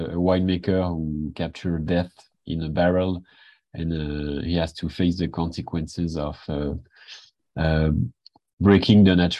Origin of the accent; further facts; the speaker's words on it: Switzerland; now in Paris, France; I'm from Switzerland, but currently I'm living in Paris.